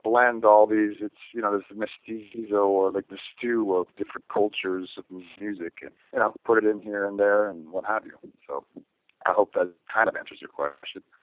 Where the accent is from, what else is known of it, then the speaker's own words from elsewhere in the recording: near Stonehenge, South West England, United Kingdom; I was born near Stonehenge in, in, in England